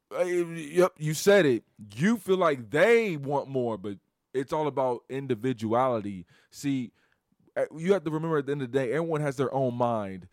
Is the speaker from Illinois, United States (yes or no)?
yes; Chicago, Illinois, United States; I'm from Chicago